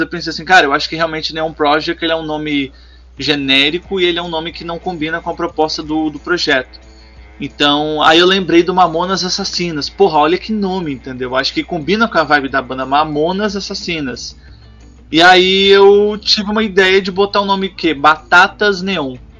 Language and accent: Portuguese; Minas Gerais, Brazil; do meu estado, que eu sou é, de Minas Gerais